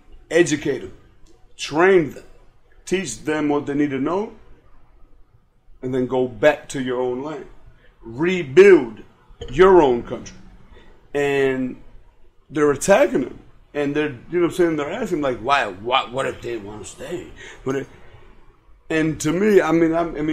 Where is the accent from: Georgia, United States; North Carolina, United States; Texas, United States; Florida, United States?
Florida, United States; Miami; born or raised there; also born or lived in Santiago de los Caballeros, Dominican Republic